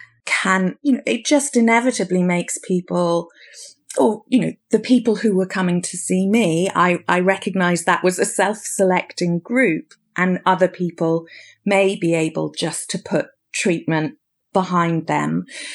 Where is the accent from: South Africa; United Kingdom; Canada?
United Kingdom; Well, it may be something about being British. I think that as a nation, we somehow, there's still an element of stiff upper lip.